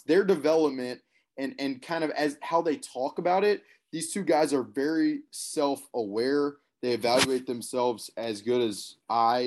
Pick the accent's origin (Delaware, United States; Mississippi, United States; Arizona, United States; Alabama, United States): Alabama, United States; Birmingham; I played a lot of golf growing up in Birmingham, Alabama